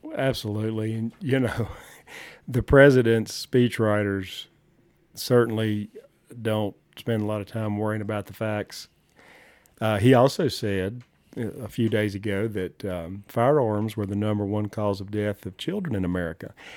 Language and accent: English; the South, United States; moved away as an adult; now in Johnson County, Wyoming, United States; I was born and raised in the South